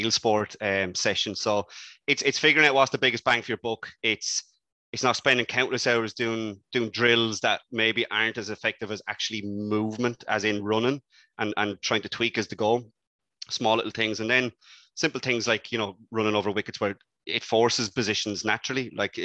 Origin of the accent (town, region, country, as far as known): Ireland